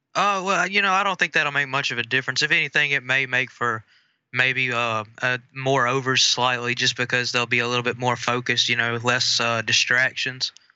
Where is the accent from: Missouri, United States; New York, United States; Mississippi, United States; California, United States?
Mississippi, United States; I'm from the great state of Mississippi